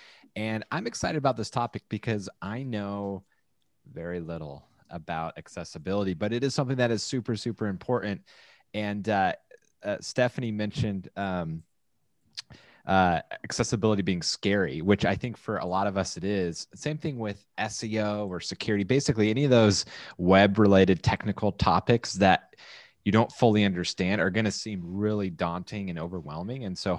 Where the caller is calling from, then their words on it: San Clemente, California, United States; I'm broadcasting from San Clemente, California.